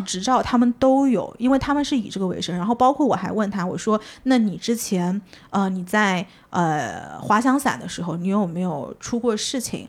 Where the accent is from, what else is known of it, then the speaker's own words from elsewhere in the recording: China; 我们是中国来的